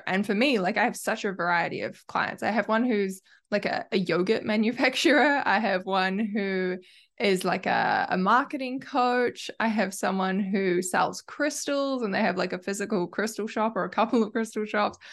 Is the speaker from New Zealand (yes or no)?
yes; New Zealand; accent: Kiwi; I have a Kiwi accent